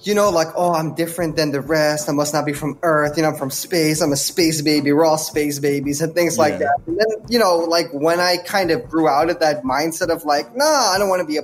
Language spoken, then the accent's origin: English; Netherlands; I grew up in the Netherlands